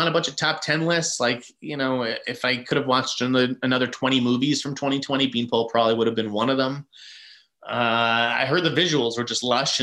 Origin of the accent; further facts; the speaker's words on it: Boston, Massachusetts, United States; we're from Boston